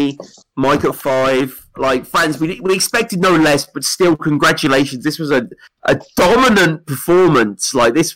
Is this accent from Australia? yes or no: no; United Kingdom; I'm a British guy